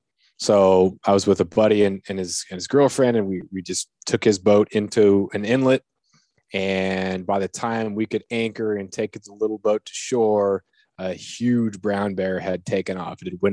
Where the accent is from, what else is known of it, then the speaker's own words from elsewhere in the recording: Prince of Wales Island, Alaska, United States; You know, I grew up on Prince of Wales. We didn't have brown bears. And here on Revilla, we don't have brown bears either.